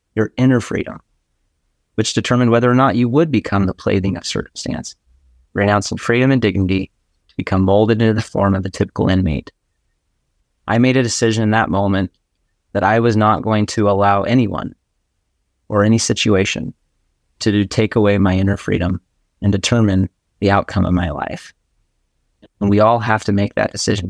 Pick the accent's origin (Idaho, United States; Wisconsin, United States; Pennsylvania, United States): Idaho, United States; Boise; I live in Boise, Idaho